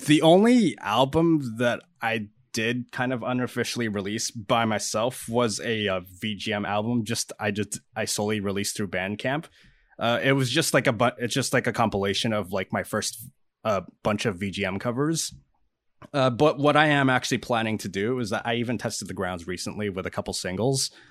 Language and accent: English; Canada; I'm a Canadian musician and producer